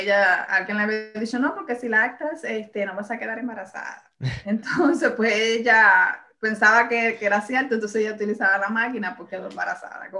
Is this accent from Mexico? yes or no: no; Puerto Rico; yo nací en Puerto Rico, pero tengo unas raíces bien arraigadas, dominicanas. Mi mamá es dominicana